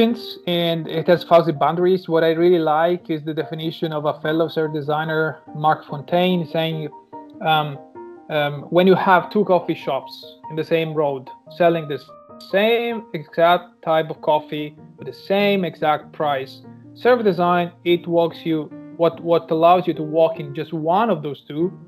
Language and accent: English; Sicily, Italy; moved away as an adult; now in Germany; I was born and raised in Italy, and in the my hometown in Sicily.